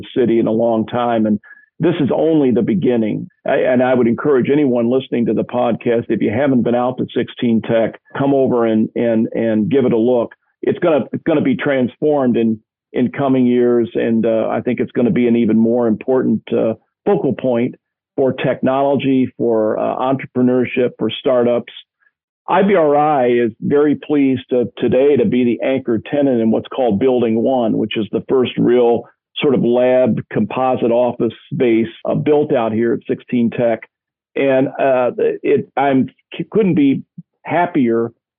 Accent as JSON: {"language": "English", "town": "Louisville", "region": "Kentucky", "country": "United States", "tie": "born or raised there", "moved": "yes", "lives_now": "Indianapolis, United States", "said": "I grew up in Louisville, Kentucky"}